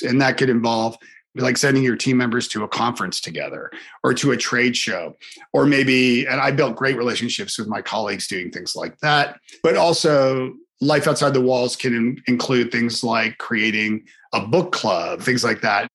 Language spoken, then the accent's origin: English; Canada; I'm Canadian